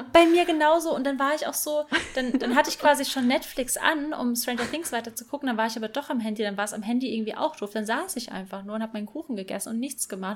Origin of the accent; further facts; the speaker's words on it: Bad Kreuznach, Rhineland-Palatinate, Germany; also born or lived in Rheinhessen; ich komme aus Bad Kreuznach